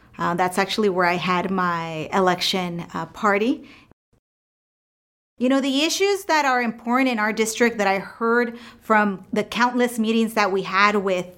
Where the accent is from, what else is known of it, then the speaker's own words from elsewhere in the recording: California, United States; I was born and raised in the Central Valley, first generation daughter of farm worker immigrants that came here in the 70s in search of a better opportunity and life for their kids.